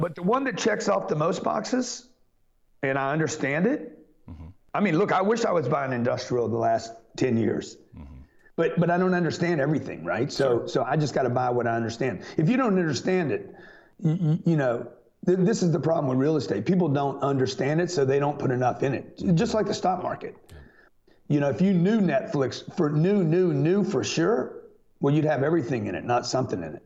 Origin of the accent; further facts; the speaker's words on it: Lake Charles, Louisiana, United States; I grew up in Lake Charles